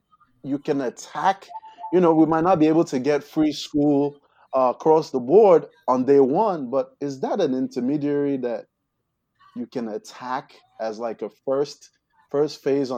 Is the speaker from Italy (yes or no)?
no; Nigeria; now in United States; So I'm a Nigerian American.